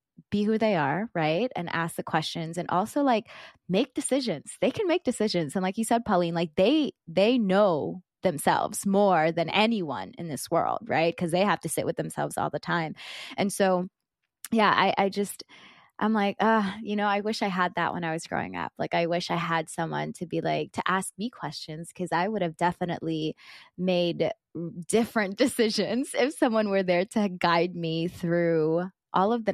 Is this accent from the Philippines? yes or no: yes; Philippines; being Filipino